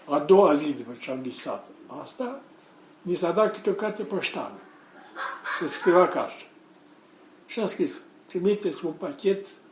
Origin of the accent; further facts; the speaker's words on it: Romania; Ferdinand, comuna mea